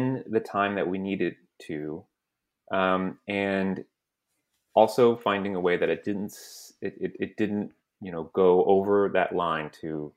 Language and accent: English; San Antonio, Texas, United States; I grew up in San Antonio, Texas